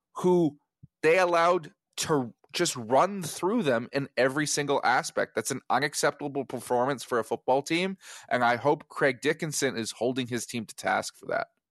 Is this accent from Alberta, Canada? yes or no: yes; Edmonton, Alberta, Canada; moved away; I am originally from the Prairies